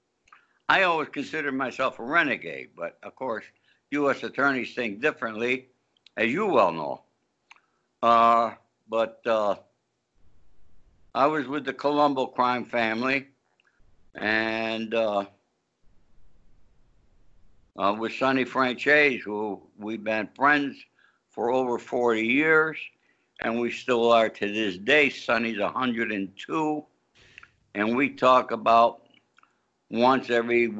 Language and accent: English; Rome, New York, United States; also born or lived in Florida / Calabria, Italy; now in Los Angeles, United States; We're from Calabria, Italy, but I grew up in a small town upstate New York, Rome, New York.